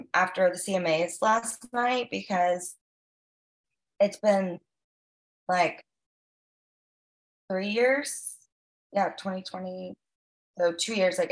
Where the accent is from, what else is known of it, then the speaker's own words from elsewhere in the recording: Virginia, United States; moved away as an adult; also born or lived in Miami, Florida; now in Nashville, United States; I grew up in Virginia. So from like 7 till 18 and hiked it to Nashville